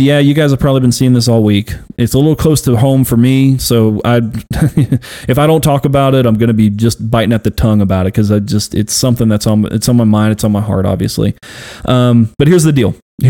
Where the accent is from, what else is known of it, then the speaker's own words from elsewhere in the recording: Houston, Texas, United States; moved away; I grew up in Houston, born and raised there. My parents are there